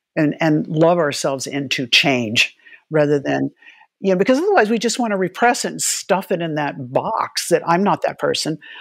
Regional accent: Gila River Reservation, South Central Arizona, United States; I grew up in South Central Arizona on the, the Gila River Reservation

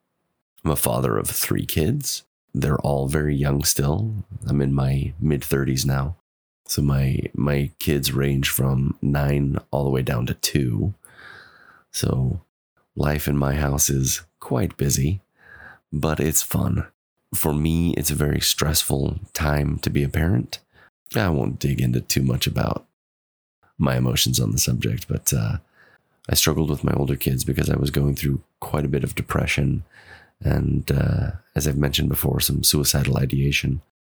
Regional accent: Pacific Northwest, United States; also born or lived in Chile; I'm from the Pacific Northwest. I was born in the mid 80s, lived as an active believing member for 30 years, served a mission for the church in Chile, Concepción Sur, from 2006 to 2008.

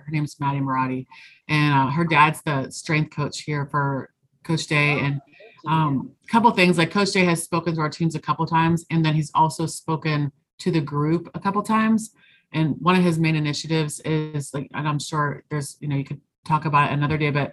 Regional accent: Pittsburgh, Pennsylvania, United States; I'm from Pittsburgh

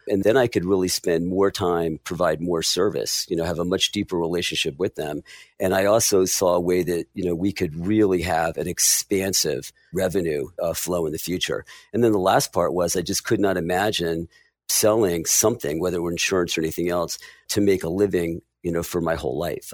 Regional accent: Willingboro, New Jersey, United States; I grew up in Willibrord, New Jersey, pretty lower middle class

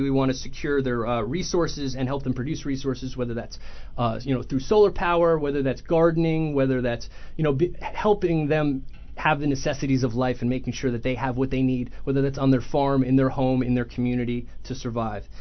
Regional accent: Ramsey, New Jersey, United States; also born or lived in Sussex County, New Jersey / Virginia; I grew up in Ramsey

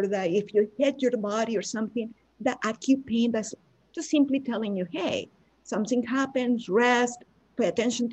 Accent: Venezuela; English is a second language; moved away as an adult; now in United States; back when I lived in Venezuela, we have people that are blonde and blue eyes and white because we have a lot of influence from Italians and Germans as well. But a lot of people look like me. So I never experienced any racism until I moved to the US

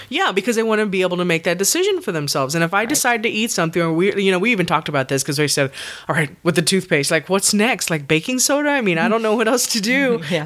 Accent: Texas, United States; born or raised there

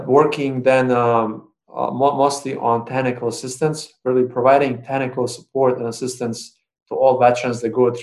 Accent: Bosnia & Herzegovina; moved away as an adult; now in Syracuse, United States; And I'm originally from Bosnia and Herzegovina. So after the war in the end of 99, I immigrated to U.S. as a refugee

